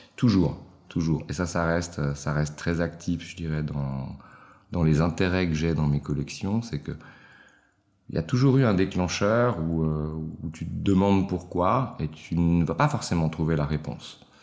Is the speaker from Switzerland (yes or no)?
yes; Switzerland; je suis italien d'origine, né en Suisse